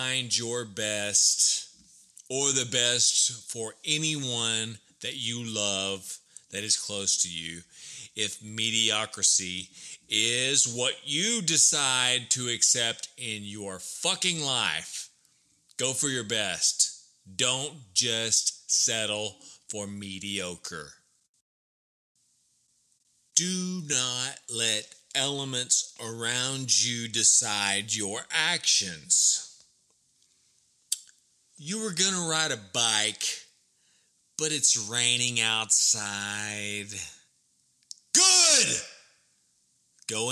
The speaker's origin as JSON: {"language": "English", "town": "Burleson", "region": "Texas", "country": "United States", "tie": "born or raised there", "moved": "yes"}